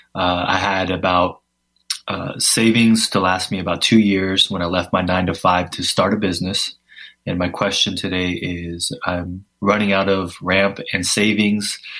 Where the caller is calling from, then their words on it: California, United States; I'm calling from California.